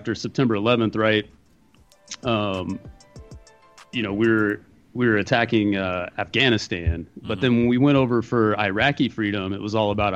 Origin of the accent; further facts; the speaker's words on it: Bakersfield, California, United States; moved away as an adult; I'm actually from Bakersfield.